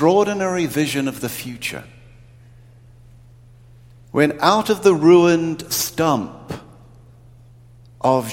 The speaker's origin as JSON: {"language": "English", "country": "New Zealand", "tie": "born or raised there", "moved": "yes", "said": "growing up in New Zealand, we didn't get television until 1960"}